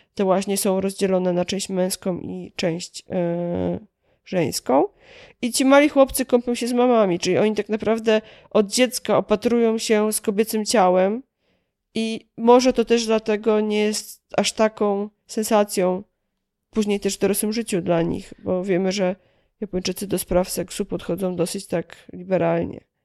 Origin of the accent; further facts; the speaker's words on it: Kielce, Świętokrzyskie Voivodeship, Poland; ja akurat pochodzę z Kielc